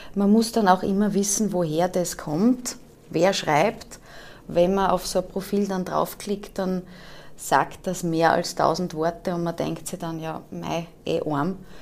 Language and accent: German; Austria; accent: Austrian; also born or lived in Vorarlberg / Germany; wir sind Österreicher und unser Problem ist mit der österreichischen Sprache